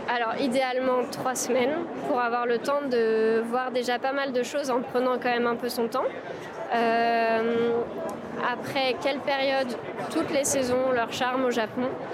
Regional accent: France; on est français

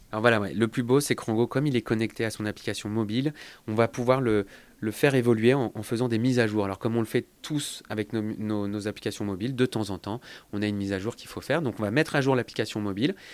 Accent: Lyon, Auvergne-Rhône-Alpes, France; nous, on est lyonnais. Donc, on a commencé à Lyon

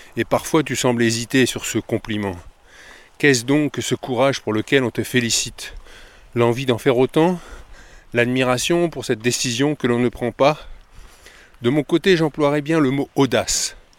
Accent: France; nous, en France

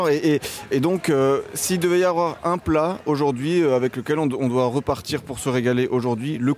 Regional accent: France; Comme beaucoup de Français

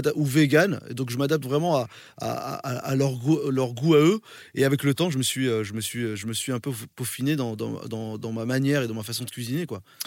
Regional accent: France; also born or lived in Morocco; je, suis né au Maroc mais j'ai grandi en France

